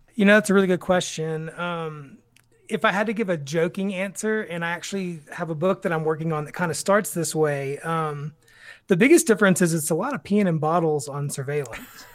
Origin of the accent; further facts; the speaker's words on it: Tyler, Texas, United States; I grew up in Tyler, Texas.